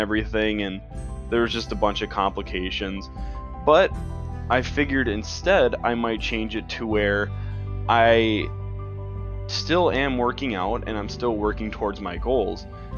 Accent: Midwest United States, United States; I'm from the Midwest United States.

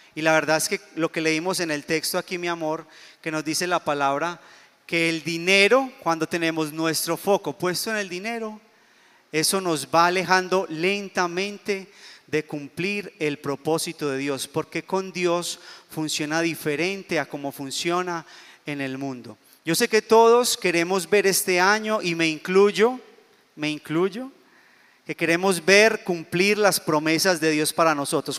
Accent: Colombia; yo soy colombiano

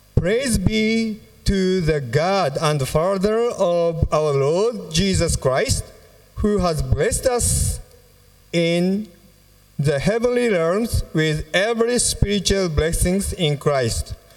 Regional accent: Fukuoka, Japan; our church in Fukuoka, it's my hometown

